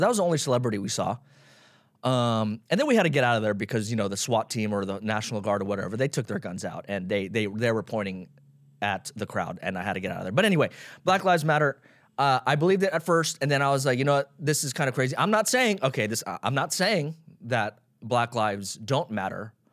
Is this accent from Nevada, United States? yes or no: yes; Las Vegas, Nevada, United States; now in Los Angeles, United States; I grew up in Las Vegas.